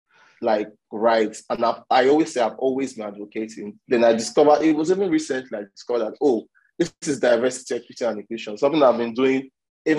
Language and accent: English; Nigeria; I'm from Nigeria